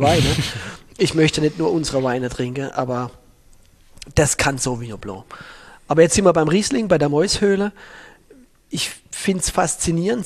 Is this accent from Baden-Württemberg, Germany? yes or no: yes; Baden-Württemberg, Germany; moved away; In der Burgunderregion in Südbaden, wo ich aufgewachsen bin